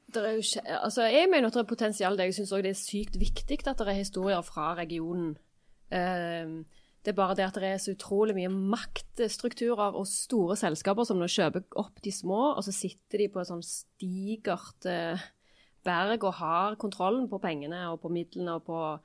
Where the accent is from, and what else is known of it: Stavanger, Rogaland, Norway; accent: Stavanger dialect